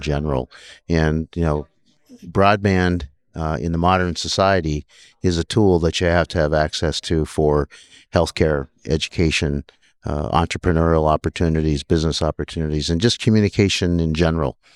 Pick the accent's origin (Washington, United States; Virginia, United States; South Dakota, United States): South Dakota, United States; also born or lived in Minnesota; born and raised in South Dakota